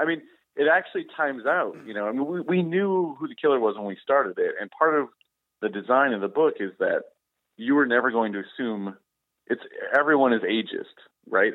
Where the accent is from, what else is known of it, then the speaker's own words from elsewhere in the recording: Wausau, Wisconsin, United States; I was growing up in Wausau, Wisconsin